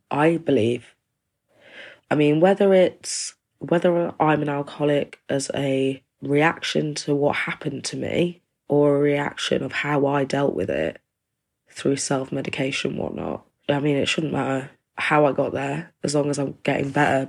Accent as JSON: {"language": "English", "region": "East Midlands", "country": "United Kingdom", "said": "I'm from the East Midlands in England"}